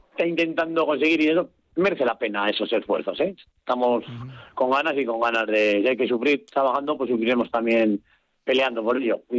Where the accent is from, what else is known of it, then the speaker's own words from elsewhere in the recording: Rioja Alavesa, Basque Country, Spain; La clave es que somos de la Jalavesa, eso es lo más importante y es el final, ese es el apellido primero y segundo, Rioja